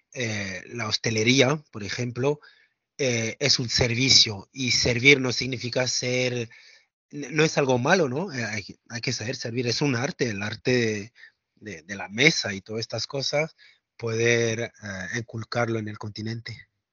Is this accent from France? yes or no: yes; France; Spanish is a second language; moved away; yo crecí en Francia